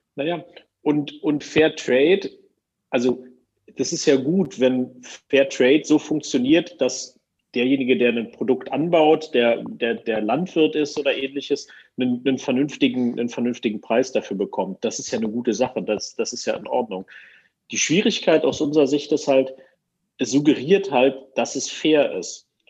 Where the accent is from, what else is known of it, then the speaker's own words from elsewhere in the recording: Germany; als Deutscher